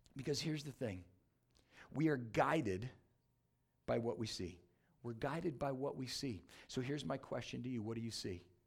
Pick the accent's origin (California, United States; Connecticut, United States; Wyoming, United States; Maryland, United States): California, United States; San Diego; now in Michigan, United States; I grew up in San Diego, California